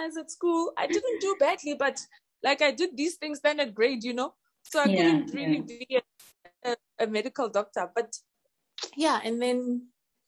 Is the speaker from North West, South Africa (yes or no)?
yes; Ga-Rankuwa, North West, South Africa; Born and bred in Garankuwa